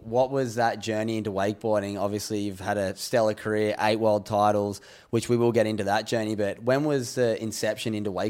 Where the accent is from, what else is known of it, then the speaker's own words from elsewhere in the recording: Newcastle, New South Wales, Australia; Yeah, I grew up in Newcastle, Australia, in this small town called Madawi.